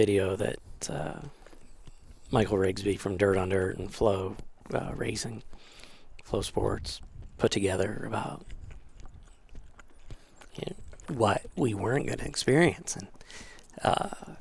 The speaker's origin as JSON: {"language": "English", "country": "Canada", "tie": "born or raised there", "moved": "yes", "said": "I grew up in Canada"}